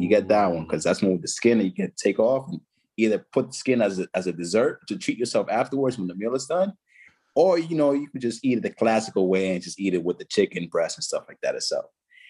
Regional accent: Haina, San Cristóbal, Dominican Republic; You go to Santo Domingo, or you could just go to my hometown, Haina. It's a little village, man, and I'll show you a good time over there.

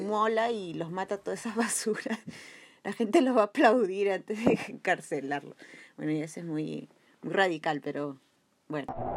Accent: Peru; como peruanos

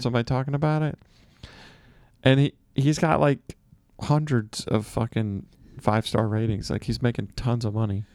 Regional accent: Mississippi, United States; moved away; also born or lived in San Francisco / New York; I'm from Mississippi.

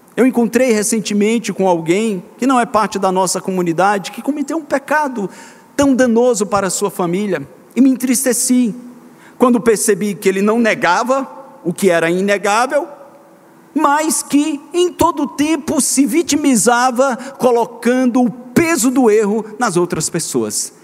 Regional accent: Minas Gerais, Brazil; eu fui criado em Minas Gerais

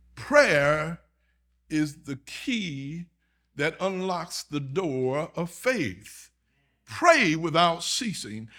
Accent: Augusta, Georgia, United States; moved away as an adult; now in Texas, United States; My home is in Georgia. I'm from Augusta, Georgia.

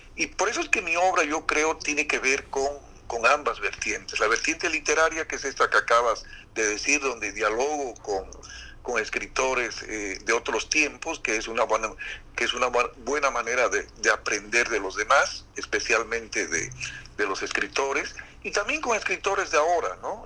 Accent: La Paz, Bolivia; born or raised there; moved away as an adult; also born or lived in Santa Ana, Beni, Bolivia; now in Santa Cruz, Bolivia

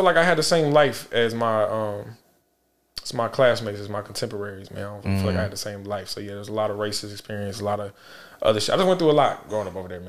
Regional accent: Charlotte, North Carolina, United States; born or raised there; also born or lived in Augusta, Georgia

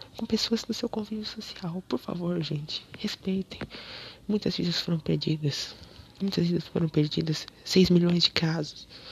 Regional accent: Rio Claro, São Paulo, Brazil; also born or lived in Baixada Santista; Em Rio Claro, minha cidade natal

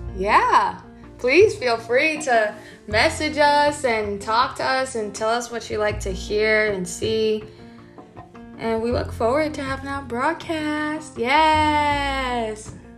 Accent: New York, United States; We're from New York.

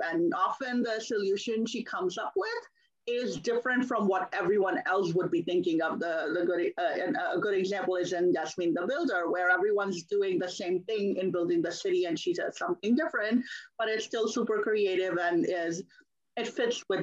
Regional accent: Pakistan; moved away as an adult; now in United States; I was born in Pakistan and I grew up there. So I only came to the US as an adult in my early 20s

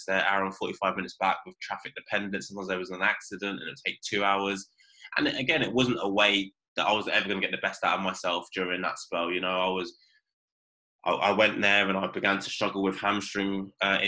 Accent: Reading, South East England, United Kingdom; I'm from Reading

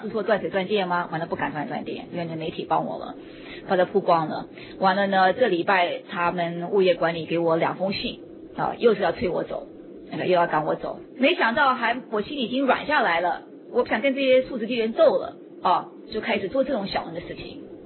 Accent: United States; moved away; 我在美国过，我已经四十岁了，我在美国村长那儿过了三十八年的生活了

